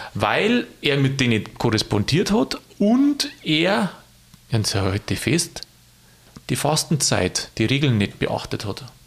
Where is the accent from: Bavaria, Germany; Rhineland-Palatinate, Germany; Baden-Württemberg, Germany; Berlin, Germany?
Bavaria, Germany; Lower; als Niederbayer